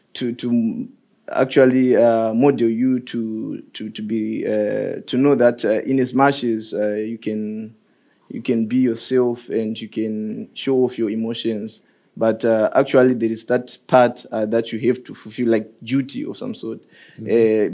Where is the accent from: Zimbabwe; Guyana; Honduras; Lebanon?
Zimbabwe; moved away as an adult; now in Norway; I'm actually from Zimbabwe